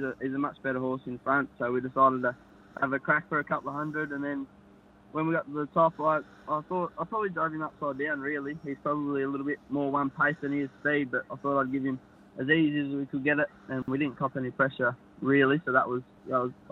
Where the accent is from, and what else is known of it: King Island, Tasmania, Australia; born or raised there